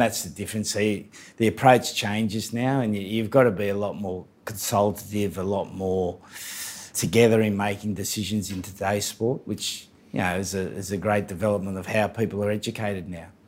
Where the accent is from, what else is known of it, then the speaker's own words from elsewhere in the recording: New South Wales, Australia; moved away as an adult; now in England; we were the best team in New South Wales from this little working class place